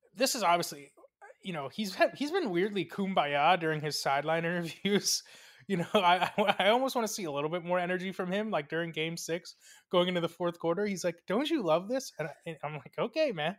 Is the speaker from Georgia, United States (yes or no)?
no; Coral Springs, Florida, United States; from the Miami metropolitan area slash Fort Lauderdale slash Coral Springs, Florida